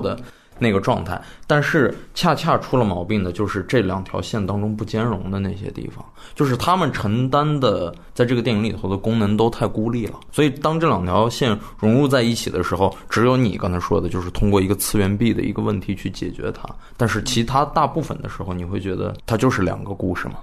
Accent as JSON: {"language": "Chinese", "town": "Xining", "region": "Qinghai", "country": "China", "tie": "born or raised there", "said": "我在西宁长大的嘛"}